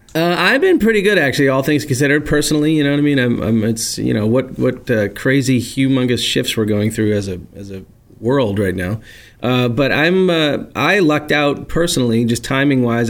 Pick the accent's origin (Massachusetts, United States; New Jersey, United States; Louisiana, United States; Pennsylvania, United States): Massachusetts, United States; Peabody; now in Burlington, United States; I'm originally from Peabody, Mass